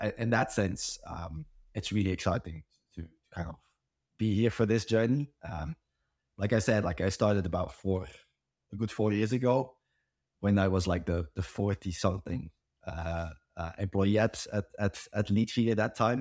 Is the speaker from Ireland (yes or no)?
no; Belgium; I'm from Belgium